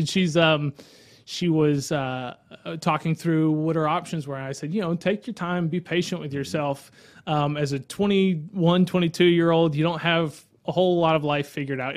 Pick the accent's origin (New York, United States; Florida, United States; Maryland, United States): Florida, United States; Live Oak; I grew up in Live Oak